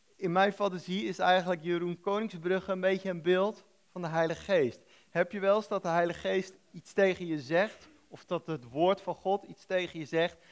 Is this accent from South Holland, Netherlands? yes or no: yes; The Hague, South Holland, Netherlands; moved away; ik kom oorspronkelijk uit Den Haag tegen het Westland aan